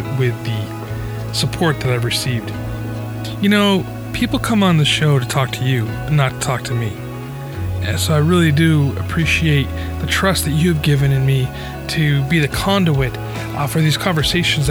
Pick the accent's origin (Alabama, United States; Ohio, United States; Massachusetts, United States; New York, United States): New York, United States; Albany; now in California, United States; I grew up in Albany, New York